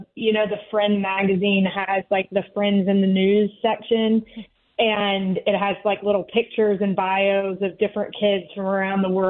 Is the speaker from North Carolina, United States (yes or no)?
yes; North Carolina, United States; I grew up in North Carolina